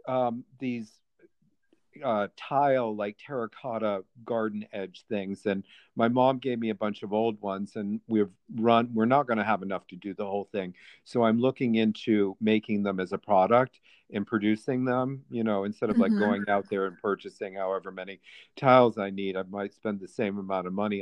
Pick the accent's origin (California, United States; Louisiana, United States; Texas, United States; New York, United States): New York, United States; East Aurora; moved away; I was from this little country town called East Aurora